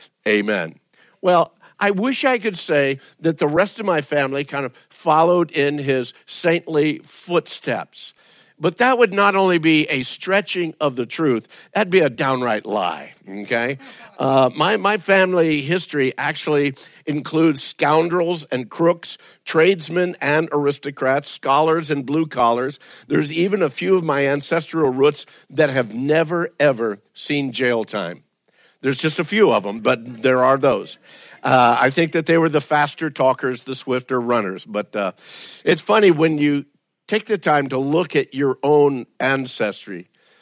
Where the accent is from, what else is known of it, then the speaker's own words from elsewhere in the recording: Louisiana, United States; We find that in Louisiana, where I grew up and where most of my family is still there